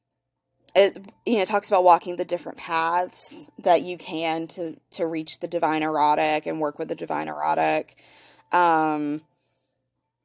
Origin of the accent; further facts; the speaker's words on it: the Bible Belt, United States; I was born and raised here in the Bible Belt